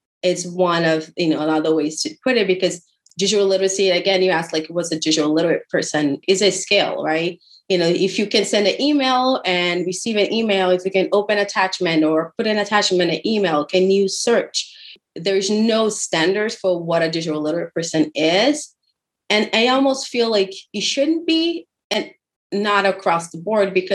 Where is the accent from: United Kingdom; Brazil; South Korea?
Brazil; now in San Antonio, United States; I am originally from Brazil. That's the fun accent you hear there. And now I live in San Antonio, Texas